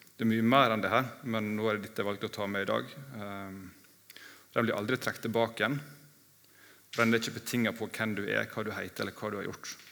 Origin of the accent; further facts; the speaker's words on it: Ålesund, Møre og Romsdal, Norway; now in Mandal, Norway; i Ålesund, der jeg kommer fra